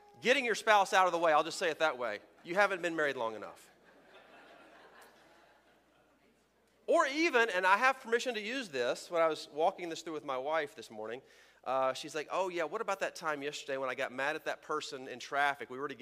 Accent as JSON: {"language": "English", "region": "Texas", "country": "United States", "said": "where I'm from Texas"}